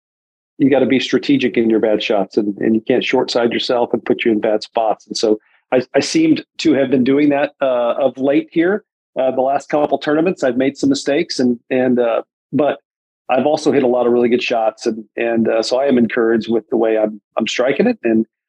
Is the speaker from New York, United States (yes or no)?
no; Southern California, United States; as a kid growing up in Southern California